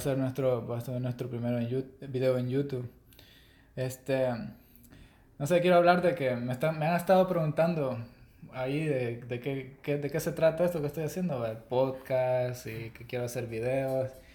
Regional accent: El Salvador; soy de El Salvador.

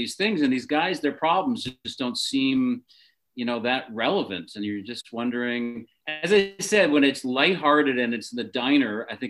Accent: Canada; I am Canadian

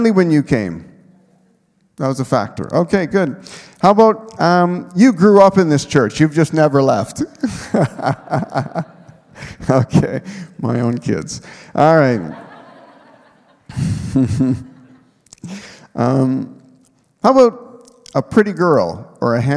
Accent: Manitoba, Canada; moved away as an adult; also born or lived in Nipawin, Saskatchewan; I had a home church growing up in Manitoba

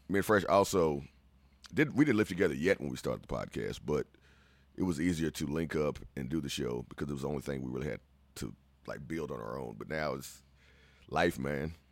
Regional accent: Central Texas, United States; we're from Central Texas

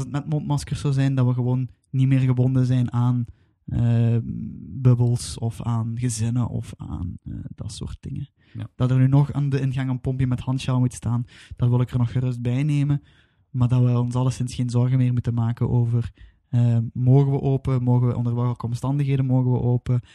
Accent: Belgium; wij als Belgen, of ik als Belg

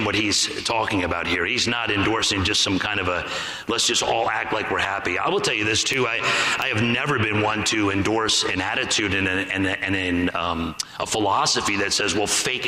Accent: New York, United States; I'm from New York

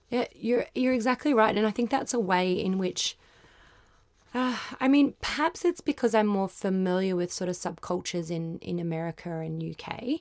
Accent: Queensland, Australia; I'm from Queensland

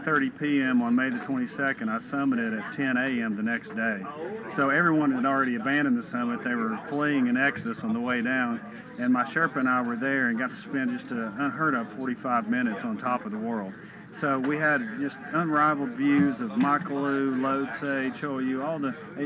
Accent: Morristown, Tennessee, United States; I grew up in Morristown and roamed the woods fishing and hunting

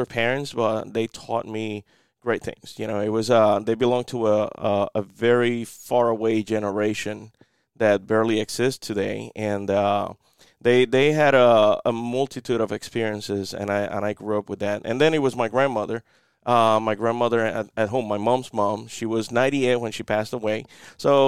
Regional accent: Cabo Rojo, Puerto Rico; moved away as an adult; also born or lived in North Carolina; now in Kinston, United States; my hometown in Puerto Rico is called Cabo Rojo

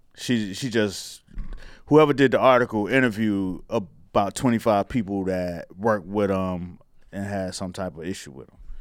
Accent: Miami, Florida, United States; growing up in Miami

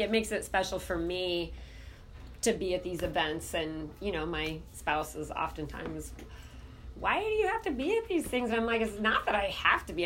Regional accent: Southeast Alaska, United States; I grew up in Southeast Alaska

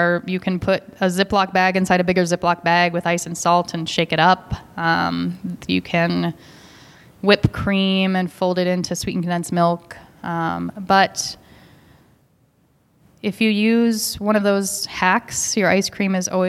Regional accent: Seattle, Washington, United States; I grew up in Seattle

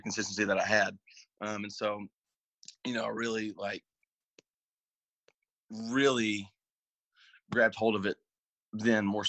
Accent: Nashville, Tennessee, United States; I grew up in Nashville.

